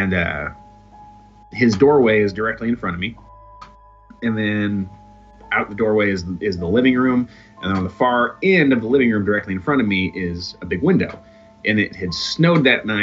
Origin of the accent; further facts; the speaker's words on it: Muncie, Indiana, United States; I grew up in Muncie, Indiana